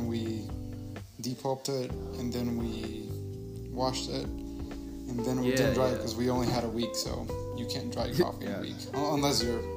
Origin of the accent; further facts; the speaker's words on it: Honduras; moved away; I'm from Honduras